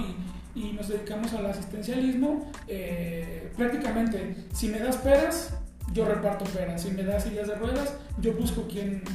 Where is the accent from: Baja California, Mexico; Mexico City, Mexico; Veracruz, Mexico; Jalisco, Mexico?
Jalisco, Mexico; Tonalá; also born or lived in Guadalajara; podría decirse que nací en Guadalajara, pero toda mi vida he vivido en el municipio de Tonalá